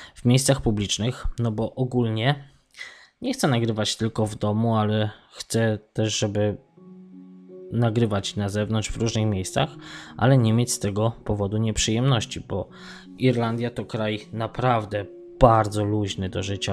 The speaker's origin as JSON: {"language": "Polish", "country": "Poland", "moved": "yes", "lives_now": "Sligo, Ireland"}